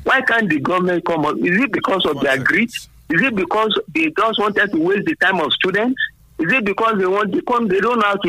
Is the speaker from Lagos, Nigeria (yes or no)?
no; Abeokuta, Ogun State, Nigeria; from Abeokuta.